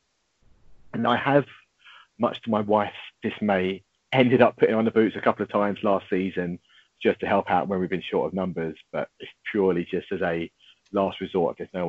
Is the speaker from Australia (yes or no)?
no; Harlow, East of England, United Kingdom; also born or lived in London; I was born and bred in Harlow